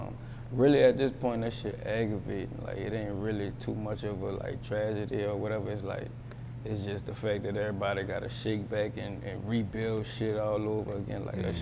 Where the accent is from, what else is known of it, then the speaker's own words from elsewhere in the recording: United States; I'm from Uptown, man.